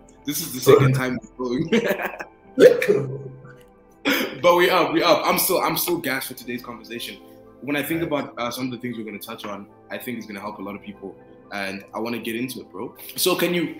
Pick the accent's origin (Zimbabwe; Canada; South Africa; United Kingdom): Zimbabwe; moved away; I grew up in Zimbabwe